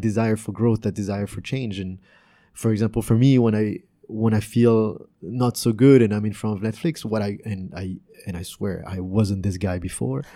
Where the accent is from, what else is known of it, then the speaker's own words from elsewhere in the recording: France; also born or lived in Canada; now in Vietnam; growing up in France and Canada